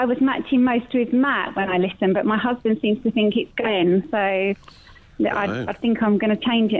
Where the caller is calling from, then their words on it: Essex, East of England, United Kingdom; I'm calling from Essex.